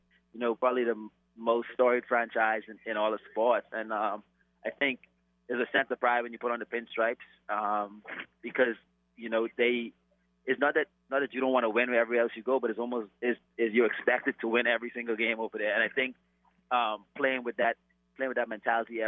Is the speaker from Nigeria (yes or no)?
no; Bahamas; moved away; growing up in the Bahamas